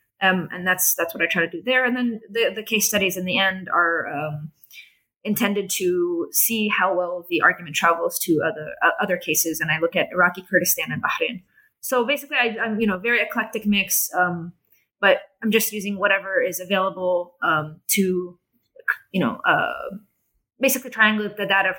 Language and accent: English; Jerusalem, Jerusalem District, Israel; they had this assumption that, I'm from Jerusalem. I'm part of their society.